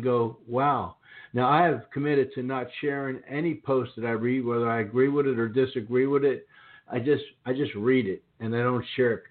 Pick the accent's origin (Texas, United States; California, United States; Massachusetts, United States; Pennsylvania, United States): Pennsylvania, United States; Philadelphia; now in the South, United States; I grew up in the Philadelphia area